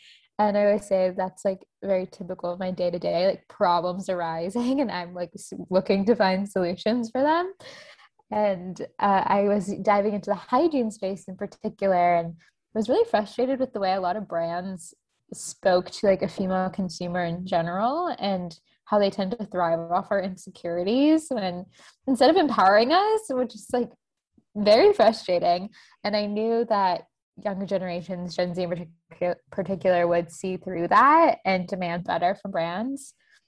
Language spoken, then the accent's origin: English; Tampa, Florida, United States; moved away as an adult; also born or lived in Boston; I grew up in Tampa, Florida